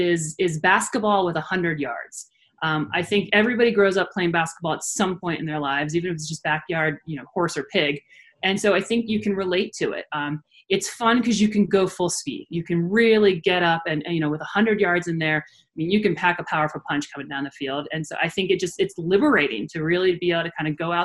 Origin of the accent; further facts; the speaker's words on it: Maryland, United States; moved away as an adult; also born or lived in Delaware; now in Denver, United States; I'm from Maryland, and everybody plays lacrosse in Maryland. You know, when I grew up, we had these young college guys that my dad was friends with that lived across the street from us